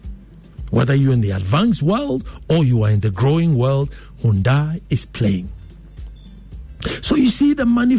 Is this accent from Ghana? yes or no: yes; Ghana; I'm Ghanaian